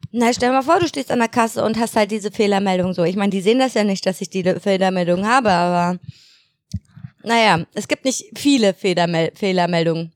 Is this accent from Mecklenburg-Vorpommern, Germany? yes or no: yes; Mecklenburg-Vorpommern, Germany; bei uns in Mecklenburg.